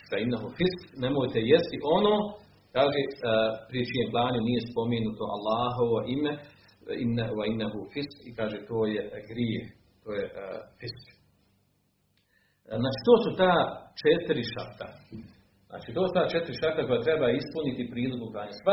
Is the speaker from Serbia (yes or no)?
no; Bosnia & Herzegovina; u našim kraju, u Bosni i Hercegovini